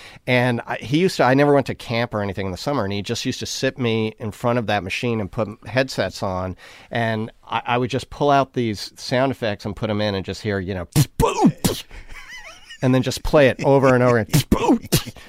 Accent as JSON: {"language": "English", "region": "New York", "country": "United States", "tie": "born or raised there", "moved": "yes", "lives_now": "Connecticut, United States", "said": "I grew up in New York. I live in Connecticut now. I live, like, 2 hours out of the city."}